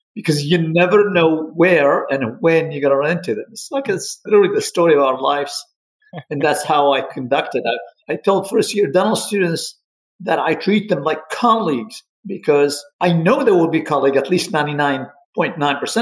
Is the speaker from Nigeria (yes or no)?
no; Libya; moved away as an adult; also born or lived in Egypt; now in United States; I'm originally from Libya